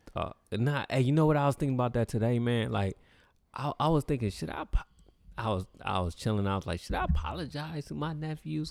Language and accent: English; the Bay Area, California, United States; I'm from the Bay